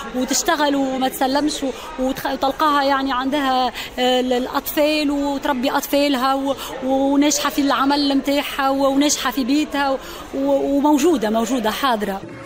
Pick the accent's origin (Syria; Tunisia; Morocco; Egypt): Tunisia; Kairouan, Kairouan Governorate; accent: Tunisian; أنا جاي من ولاية القيروان